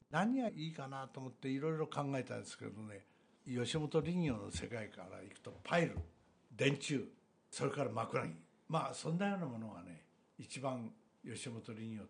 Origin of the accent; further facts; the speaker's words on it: Nagano, Japan; now in Tokyo, Japan; あ親父が作ったうちですけどね信州の片田舎で。そして僕はこのうちで育ったんだこれを工場の近くのこんないい場所へね、は